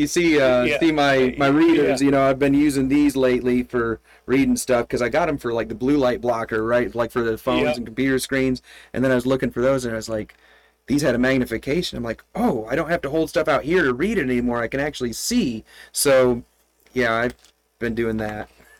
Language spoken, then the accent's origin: English; Michigan, United States; But when I grew up in Michigan, I had, it was a winter time, and my income came from plowing snow, driveways and parking lots.